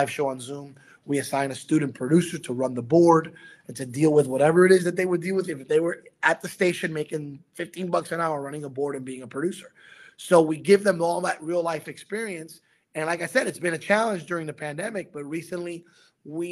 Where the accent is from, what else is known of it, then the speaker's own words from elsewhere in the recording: New York City, New York, United States; I was born in Brooklyn.